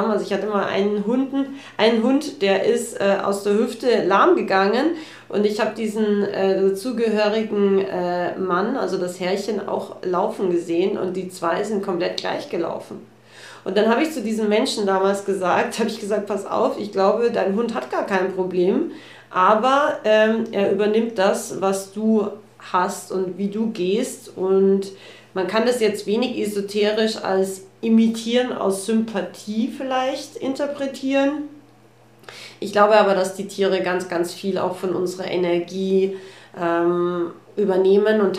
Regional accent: Austria; Äh, bei uns in Österreich gibt so es einen, so einen Spruch, der heißt, ähm, wie der Herr sus gescher.

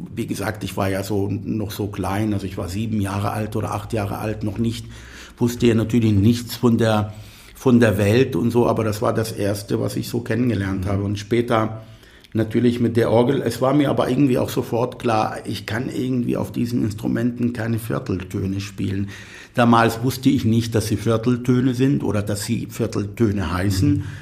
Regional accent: near Tel Aviv, Tel Aviv District, Israel; first language Arabic; German is a second language; moved away as an adult; also born or lived in Athens, Greece / Kiel, Germany; now in Germany; ich bin in, in der Nähe von Tel Aviv geboren und aufgewachsen.

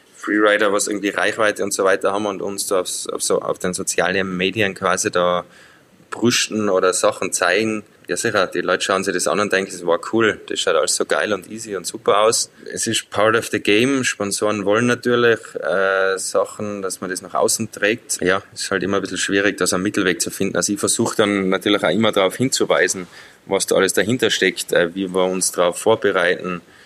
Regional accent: Zillertal, Tyrol, Austria; ich bin im Zillertal aufgewachsen

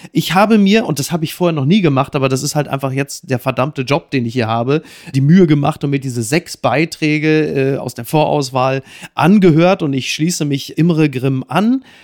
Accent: Castrop-Rauxel, North Rhine-Westphalia, Germany; meiner Heimatstadt Kastrop-Rauxel

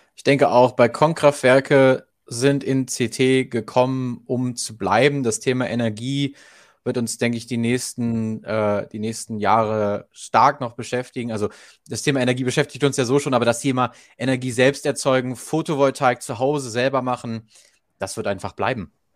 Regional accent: Germany; bei uns in Deutschland

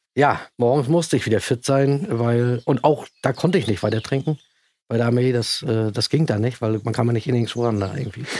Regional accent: East Germany, Germany; bei uns im Osten

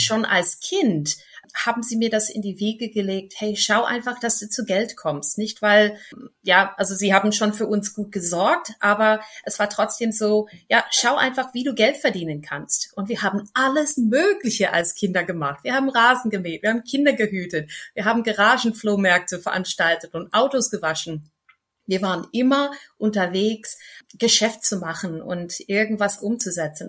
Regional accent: United States; German is a second language; moved away as an adult; now in Bühl, Germany; als Amerikanerin, als Unternehmerin in Deutschland zu stehen

